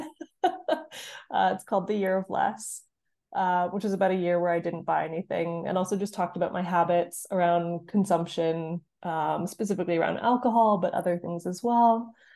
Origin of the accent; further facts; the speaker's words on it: Canada; moved away as an adult; now in North East England, United Kingdom; I'm from Canada. I'm now living in the Northeast, England